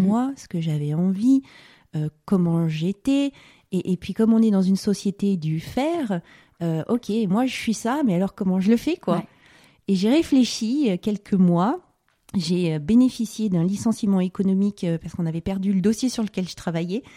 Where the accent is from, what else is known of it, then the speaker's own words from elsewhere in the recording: Var, Provence-Alpes-Côte d'Azur, France; also born or lived in Paris; on est parti euh, vivre dans le sud, dans le Var